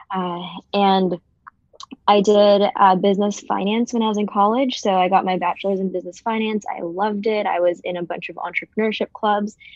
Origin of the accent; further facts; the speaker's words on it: Jubail, Eastern Province, Saudi Arabia; born there; I was born in Saudi Arabia, so I'm Filipino American, um, but I was born in Saudi Arabia, Jubail.